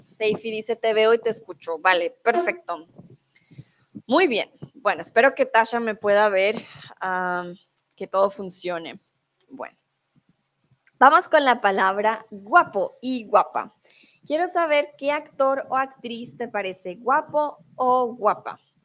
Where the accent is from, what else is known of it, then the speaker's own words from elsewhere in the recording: Colombia; now in Germany; soy de Colombia, comúnmente vivo en Alemania y ahora estoy en México.